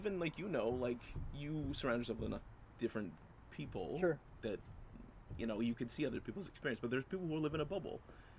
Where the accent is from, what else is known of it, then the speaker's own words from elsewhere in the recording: Canada; We're Canadian.